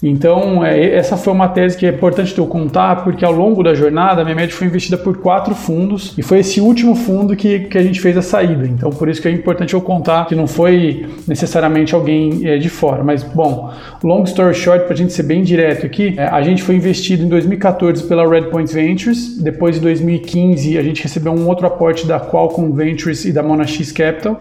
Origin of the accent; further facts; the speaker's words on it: Avaré, São Paulo, Brazil; sou do interior de São Paulo, sou de Avaré